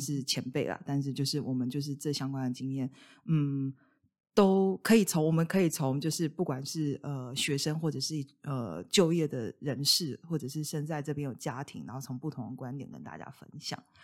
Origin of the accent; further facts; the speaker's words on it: Taiwan; also born or lived in South of England; now in Scotland, United Kingdom; 我们两个来自不同文化背景。我是台湾人，然后Vincent是马来西亚人嗯哼。。那现在此时此刻，我们两个是住在英国